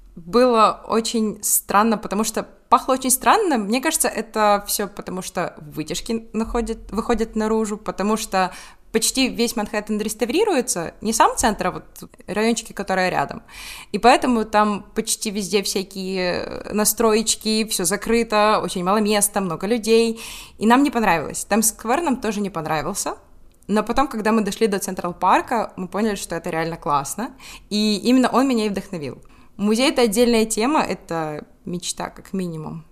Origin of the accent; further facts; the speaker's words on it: Ukraine; мы с Украины